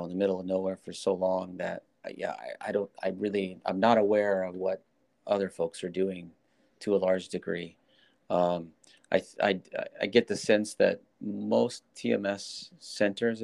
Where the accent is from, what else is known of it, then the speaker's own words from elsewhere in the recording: Nebraska, United States; I was born in Nebraska, football country.